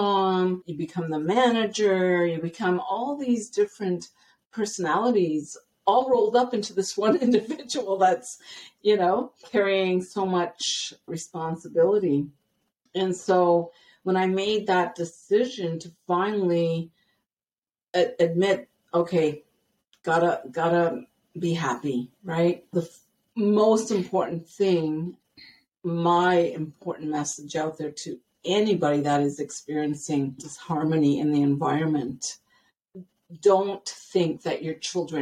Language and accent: English; Ottawa, Ontario, Canada; moved away as an adult; also born or lived in British Columbia, Canada; now in Blaine, United States; I'm born and raised in Ottawa, Ontario, Canada.